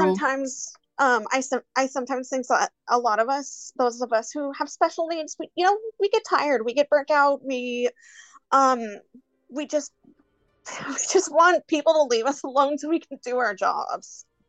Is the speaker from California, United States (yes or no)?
yes; Hollister, California, United States; I am from California, little town called Hollister